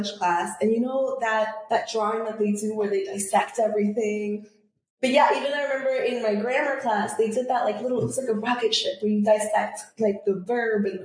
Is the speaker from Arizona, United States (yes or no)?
no; New York, United States; I'm from New York